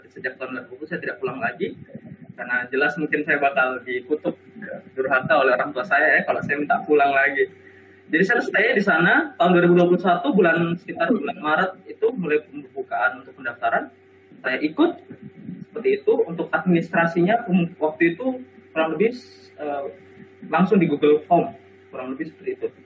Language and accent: Indonesian; Sorong, Southwest Papua, Indonesia; saya waktu itu sedang ada di Sorong di Papua ya tempat daerah saya ya.